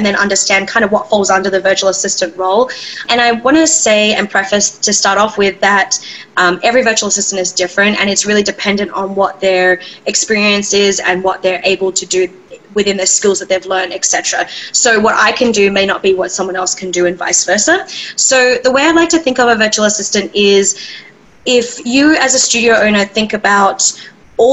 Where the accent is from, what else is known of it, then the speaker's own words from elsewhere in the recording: Australia; moved away as an adult; now in Seattle, United States; I originally am from, born and raised in Australia, and I made my way over to the States